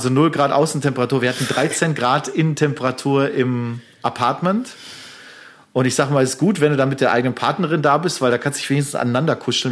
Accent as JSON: {"language": "German", "country": "Germany", "said": "als Deutsche"}